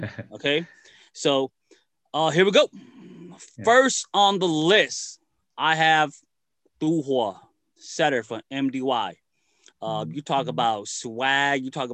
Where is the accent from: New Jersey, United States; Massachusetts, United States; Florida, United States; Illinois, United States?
Illinois, United States; Chicago; I mainly grew up in Chicago.